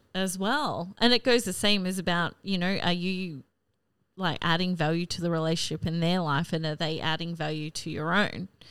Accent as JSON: {"language": "English", "region": "North Queensland", "country": "Australia", "tie": "born or raised there", "also_born_or_lived": "Rockhampton / Brisbane", "lives_now": "Cairns, Australia", "said": "growing up in North Queensland"}